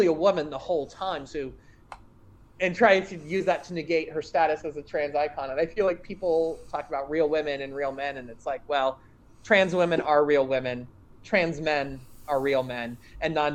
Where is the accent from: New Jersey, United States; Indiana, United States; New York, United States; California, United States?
Indiana, United States; rural; just being visibly queer in any way was not a safe thing in my hometown. I mean, we're talking, again, rural, conservative Indiana in the early 90s